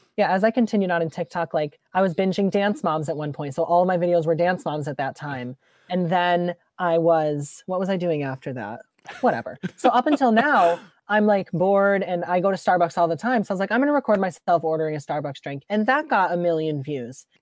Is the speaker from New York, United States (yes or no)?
yes; Rochester, New York, United States; I grew up in Rochester